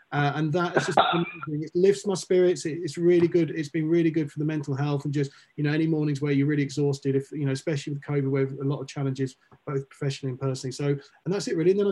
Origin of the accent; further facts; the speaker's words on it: United Kingdom; now in Los Angeles, United States; one of the big great things about being a Brit, being here is